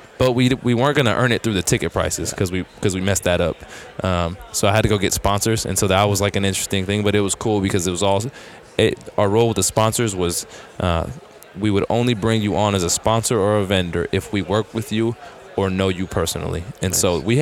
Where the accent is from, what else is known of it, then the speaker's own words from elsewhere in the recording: Bay Area, California, United States; I grew up in the Bay Area, an hour from Sacramento